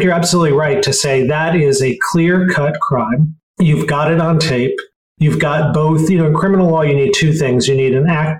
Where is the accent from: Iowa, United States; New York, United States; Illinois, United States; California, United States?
Illinois, United States; Chicago; I grew up in Chicago.